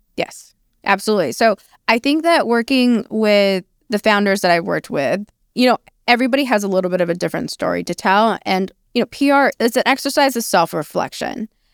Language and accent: English; New Mexico, United States; also born or lived in China; I am Chinese by birth. I am New Mexican by, by upbringing